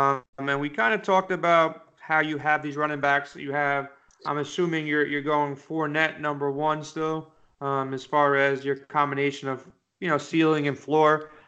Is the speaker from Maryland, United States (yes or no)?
no; New York, United States; I'm a New Yorker